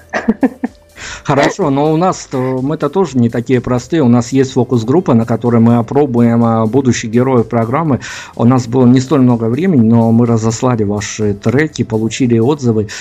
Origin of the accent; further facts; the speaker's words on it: Belarus; мы хотя из Беларуси